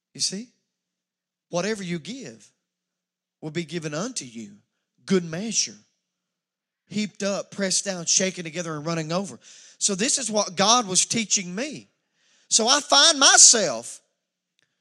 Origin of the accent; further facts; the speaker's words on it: Wallens Creek, United States; I'm from Wallens Creek.